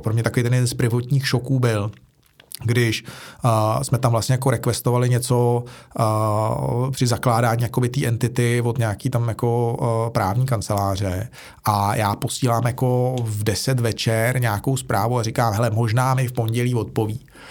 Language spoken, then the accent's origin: Czech; Prague, Czechia; já jsem kluk ze Žižkova, že jo, a já jsem žil na pomezí, nebo vyrůstal jsem na pomezí Žižkova, Vinohrad, Rígráče